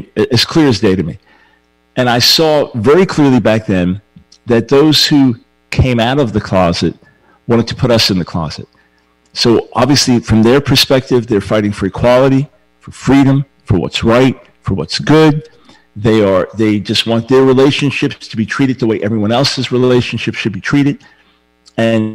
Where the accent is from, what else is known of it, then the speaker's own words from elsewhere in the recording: New York, United States; moved away; I'm a New Yorker at heart